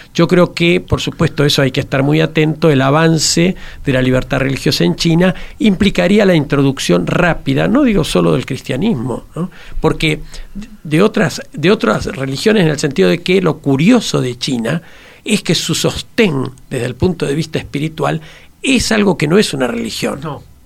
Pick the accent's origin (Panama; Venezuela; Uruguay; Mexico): Uruguay